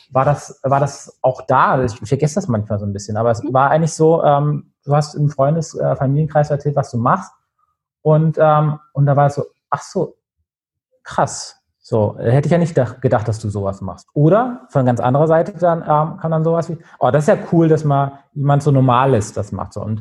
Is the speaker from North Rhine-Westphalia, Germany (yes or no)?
no; Nuremberg, Bavaria, Germany; bin in Nürnberg aufgewachsen in der Nähe, von da ist das witzigerweise äh, im Innenstadtkern.